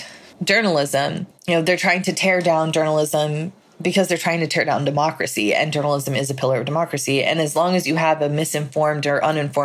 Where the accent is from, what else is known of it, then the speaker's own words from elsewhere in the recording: United States; my First Amendment rights as an American